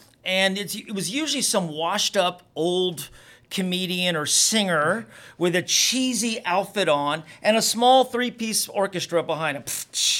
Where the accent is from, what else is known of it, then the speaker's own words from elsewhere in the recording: Miami, Florida, United States; growing up in Southwest Miami, my friends were mainly Cuban.